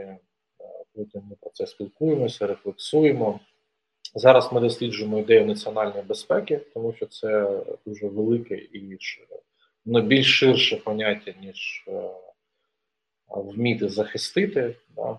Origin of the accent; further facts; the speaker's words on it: Donetsk Oblast, Ukraine; moved away as an adult; now in Kyiv, Ukraine; Я народився на Донеччині, закінчив там школу. Приїхав до Києва